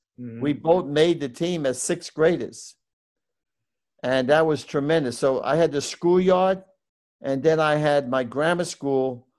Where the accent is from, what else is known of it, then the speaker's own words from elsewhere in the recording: New York City, New York, United States; Well, I was born in the Bronx, New York. And my parents were Irish immigrants.